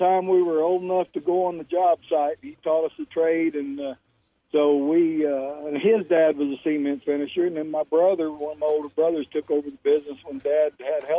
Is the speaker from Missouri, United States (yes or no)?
yes; Desloge, Missouri, United States; also born or lived in Bonne Terre, Missouri; I was born actually in Bon Terre, Missouri, and grew up in Deloge